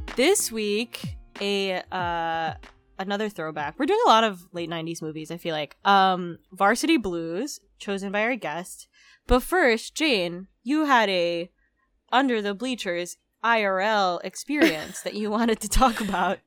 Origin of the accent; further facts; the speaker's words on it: Philippines; moved away; I grew up outside the U S. I grew up in the Philippines